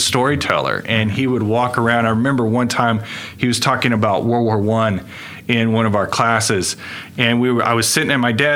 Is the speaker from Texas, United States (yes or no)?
yes; Brady, Texas, United States; moved away as an adult; also born or lived in San Angelo, Texas / Tulsa, Oklahoma / San Antonio, Texas; now in Oklahoma, United States; I was born in San Angelo, Texas, and my parents divorced when I was about 5 years old. And so raised by a single mother for a few years until my mom married my stepdad. And we moved to Brady, Texas, when I was about in third grade